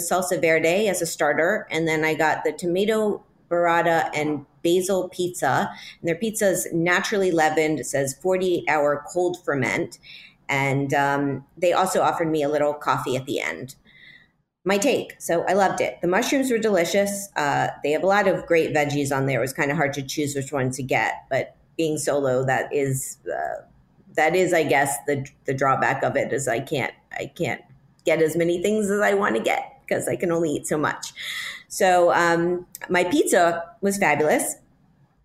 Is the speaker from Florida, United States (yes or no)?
yes; Miami, Florida, United States; moved away; I am from Miami. Yeah, it's my hometown